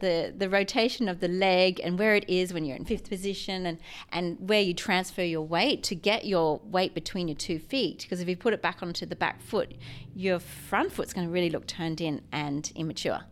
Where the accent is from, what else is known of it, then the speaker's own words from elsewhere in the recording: Mackay, Queensland, Australia; I grew up in Mackay